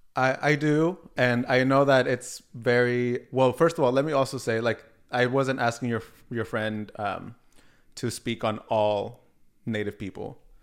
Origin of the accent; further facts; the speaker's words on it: Oregon, United States; also born or lived in Oaxaca, Mexico; I was born in Mexico, but I was raised in Oregon and specifically live in Portland, Oregon now